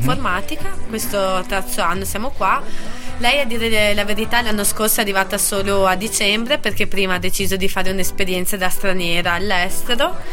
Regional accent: near Bassano del Grappa, Veneto, Italy; moved away as an adult; now in Trento, Italy; sono di vicino a Bassano del Grappa.

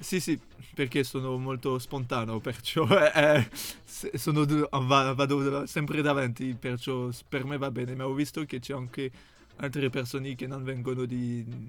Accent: France; Italian is a second language; moved away as an adult; now in Italy; Sono francese

